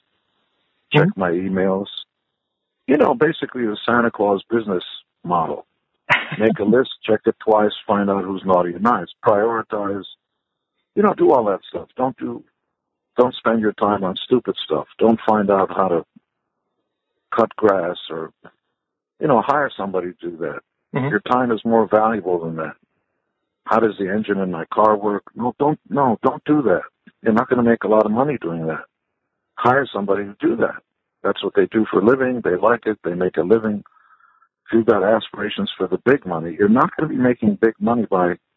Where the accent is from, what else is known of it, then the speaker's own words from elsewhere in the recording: Israel; also born or lived in Canada; now in United States; I'm from Israel